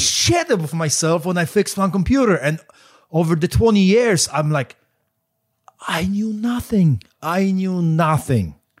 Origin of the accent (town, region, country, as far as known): Poland; moved away